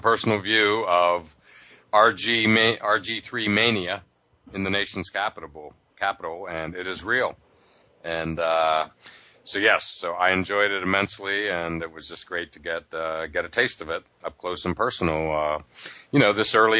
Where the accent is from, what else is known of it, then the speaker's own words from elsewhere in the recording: Pittsburgh, Pennsylvania, United States; moved away; I grew up in Pittsburgh